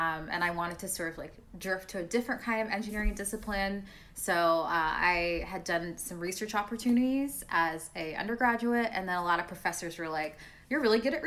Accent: Northern Virginia, United States; moved away as an adult; now in Atlanta, United States; I currently live in Atlanta, Georgia, but I'm from Northern Virginia

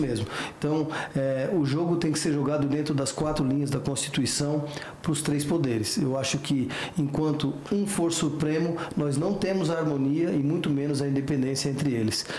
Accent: Criciúma, Santa Catarina, Brazil; lá na cidade de Criciúma, minha cidade natal, em Santa Catarina

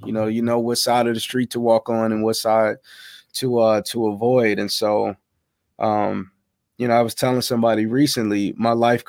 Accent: Chicago, Illinois, United States; South side of Chicago. South side of Chicago, man.

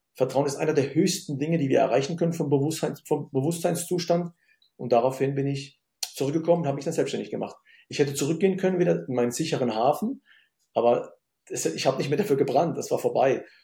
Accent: Germany; also born or lived in Syria; ich komme aus Syrien, eine, ich bin Migrationskind und ähm, bin in Deutschland aufgewachsen

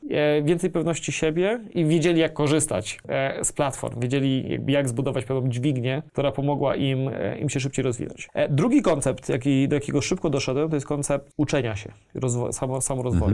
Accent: Poland; jestem z Polski

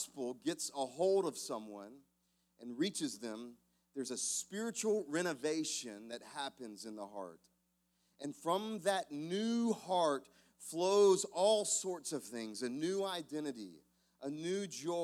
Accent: South Carolina, United States; Growing up in South Carolina

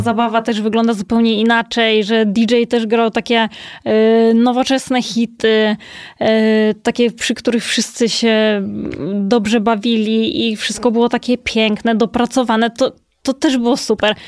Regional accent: Kołobrzeg, West Pomeranian Voivodeship, Poland; now in Warsaw, Poland; ja też pochodzę z Kołobrzegu, więc to też jest y, zupełnie mhm. inny rejon

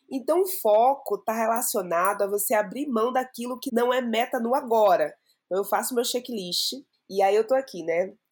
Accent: Salvador, Bahia, Brazil; now in São Paulo, Brazil; sou de Salvador, moro aqui em São Paulo há um pouco mais de um ano

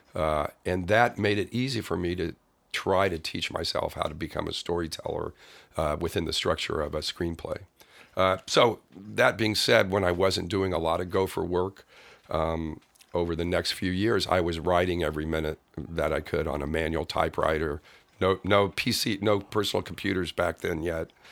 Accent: Kansas City, Missouri, United States; moved away as an adult; also born or lived in Los Angeles; grew up in Kansas City, Missouri

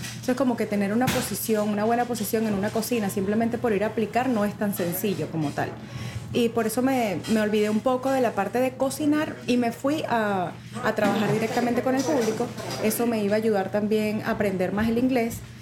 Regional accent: Mérida, Venezuela; moved away as an adult; also born or lived in Caracas; now in United States; yo soy de Mérida, ¿verdad? Em, vivía con mi abuela

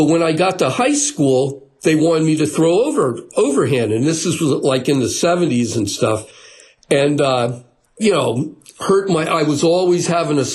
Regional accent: New Jersey, United States; I'm from New Jersey

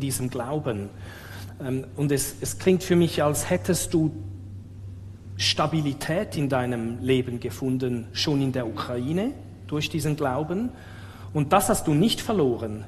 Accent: Switzerland; ich vielleicht gar nicht wirklich Schweizer bin

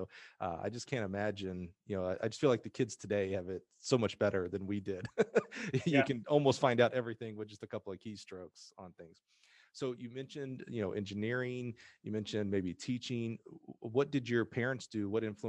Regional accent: Alabama, United States; I'm from Alabama.

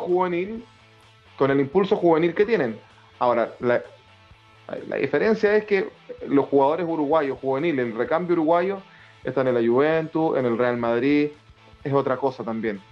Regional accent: Chile; nosotros acá en Chile

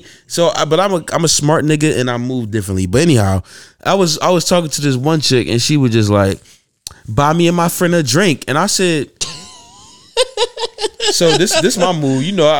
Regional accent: Yemen; I'm from Yemen.

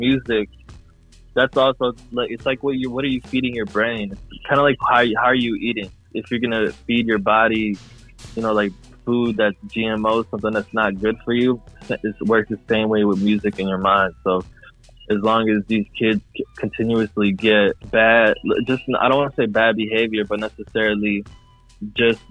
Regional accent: Chicago, Illinois, United States; now in Florida, United States; I grew up in Chicago mainly

